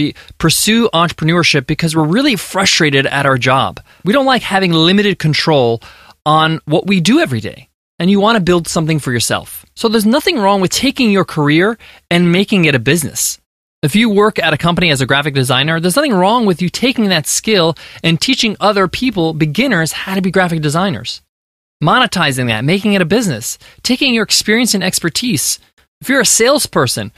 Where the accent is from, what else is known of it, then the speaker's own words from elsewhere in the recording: United States; My parents immigrated from Egypt to America, and I was born here in the States